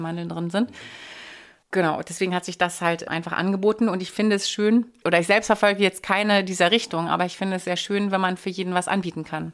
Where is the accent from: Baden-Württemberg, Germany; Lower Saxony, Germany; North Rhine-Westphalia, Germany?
Lower Saxony, Germany; Hanover; moved away as an adult; also born or lived in France / Vienna, Austria; now in Berlin, Germany; bin ich aber dann natürlich nach Hannover gegangen, in meine Heimat